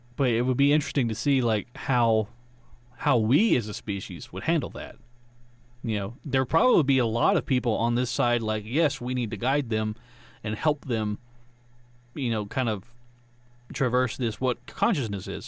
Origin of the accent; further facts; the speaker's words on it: Georgia, United States; I'm from Georgia